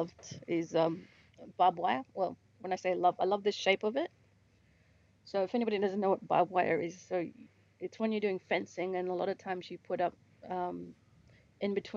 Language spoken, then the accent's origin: English; Fitzroy Crossing, Western Australia, Australia; I'm Bunuba from Fitzroy Crossing area, Wamangetti, which is Great Sandy Desert